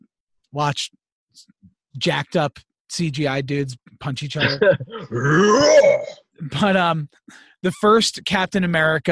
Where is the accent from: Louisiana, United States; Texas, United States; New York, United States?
New York, United States; Westchester; Westchester, New York, where I grew up